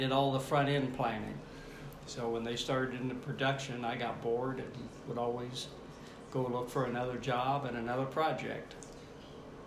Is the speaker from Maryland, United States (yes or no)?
no; Topeka, Kansas, United States; I was born and raised in Topeka, Kansas